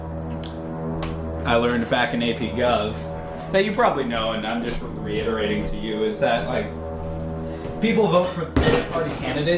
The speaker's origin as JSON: {"language": "English", "area": "Orange County", "region": "California", "country": "United States", "said": "are from Orange County, the only Republican county in California"}